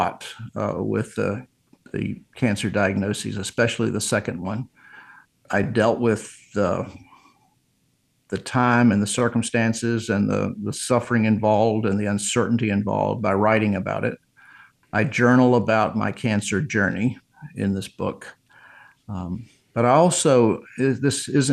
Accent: Virginia, United States; I go back to my hometown in Virginia and found my house that I grew up, where I grew up

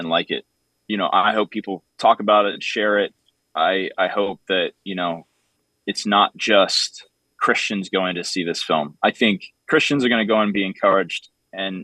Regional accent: Nashville, Tennessee, United States; growing up in Nashville, Tennessee

